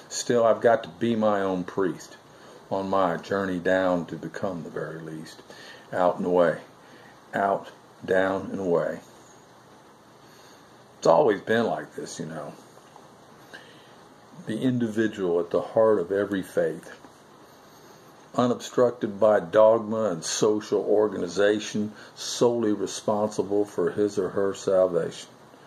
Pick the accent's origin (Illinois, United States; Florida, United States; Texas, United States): Florida, United States; Melbourne; born or raised there